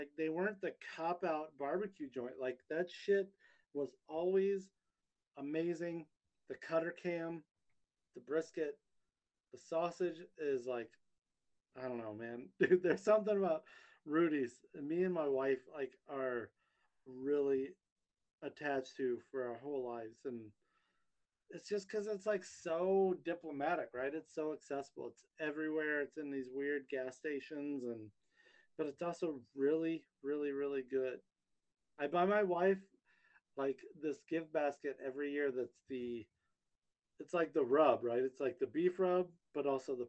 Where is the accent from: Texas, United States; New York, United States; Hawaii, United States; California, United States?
Texas, United States; also born or lived in Gulf Coast of Alabama; now in Minnesota, United States; I'm from Texas. I mean, I've been here a long time in Minnesota, but my heart is still in Texas